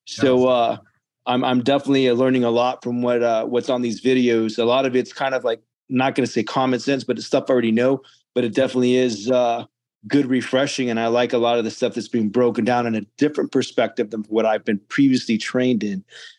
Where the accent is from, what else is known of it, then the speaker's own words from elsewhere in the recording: Corpus Christi, Texas, United States; I'm actually from Corpus Christi, Texas.